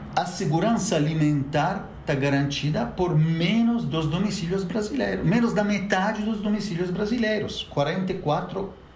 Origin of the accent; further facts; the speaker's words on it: Italy; now in Brazil; eu mesmo sou italiano